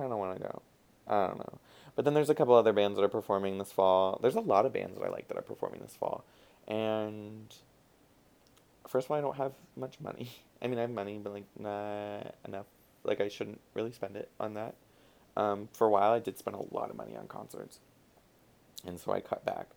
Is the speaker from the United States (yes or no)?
yes; Florida, United States; I'm from Florida